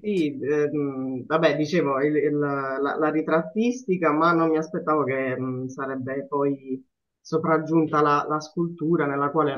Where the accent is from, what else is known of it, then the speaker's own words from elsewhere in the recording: Apulia, Italy; sono pugliese